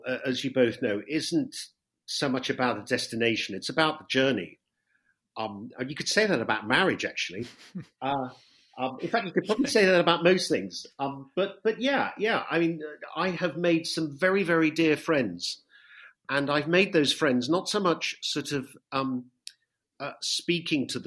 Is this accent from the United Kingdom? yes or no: yes; West Country, South West England, United Kingdom; moved away as an adult; now in Italy; I'm not from London. I'm from the West Country.